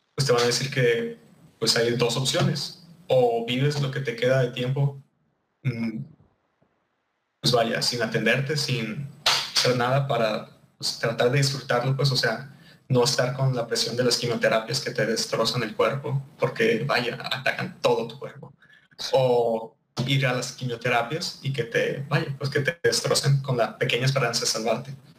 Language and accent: Spanish; Mexico; soy un mexicano